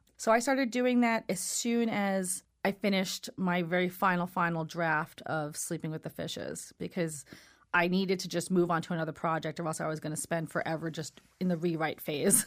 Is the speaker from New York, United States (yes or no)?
yes; New York City, New York, United States; Brooklyn's my hometown